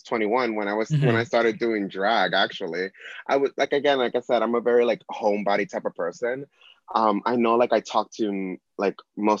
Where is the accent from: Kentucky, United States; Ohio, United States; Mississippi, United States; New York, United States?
New York, United States; New York City; also born or lived in Bronx, New York; Born and raised in New York City. I was born and raised in the Upper West Side. I always like to say in my shows, the only way that I was able to afford it is because, like a true Mexican, my dad was a super.